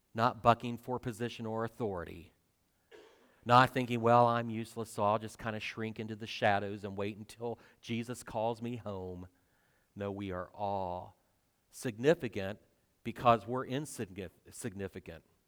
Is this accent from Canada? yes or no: no; twenty miles north of Cedarville, Ohio, United States; moved away; Cedarville, which is twenty miles south of my hometown